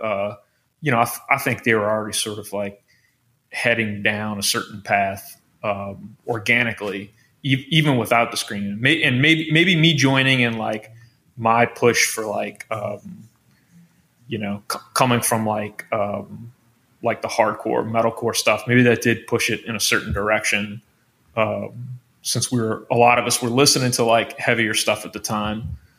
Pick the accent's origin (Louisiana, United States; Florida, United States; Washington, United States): Louisiana, United States; Metairie; I'm from New Orleans. I'm from a suburb in New Orleans. I'm the only one not from Baton Rouge.